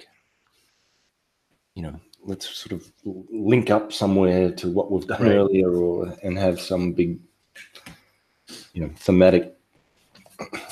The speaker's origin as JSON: {"language": "English", "country": "Australia", "said": "I'm from Australia"}